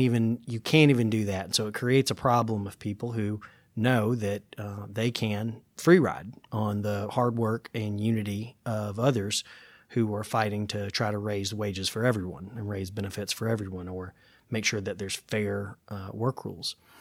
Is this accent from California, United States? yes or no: no; Gallatin, Tennessee, United States; growing up in Gallatin